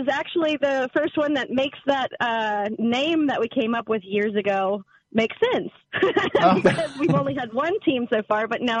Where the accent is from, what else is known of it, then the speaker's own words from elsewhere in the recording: the South, United States; I came from the South.